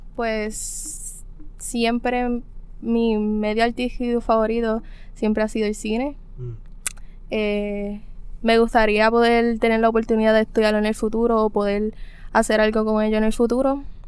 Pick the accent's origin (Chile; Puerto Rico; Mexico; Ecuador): Puerto Rico; Cabo Rojo; soy de Cabo Rojo